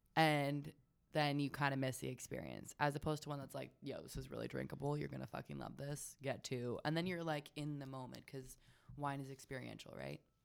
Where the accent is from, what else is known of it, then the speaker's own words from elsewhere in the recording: Sonoma County, California, United States; also born or lived in Ojai, California; I grew up in Sonoma County.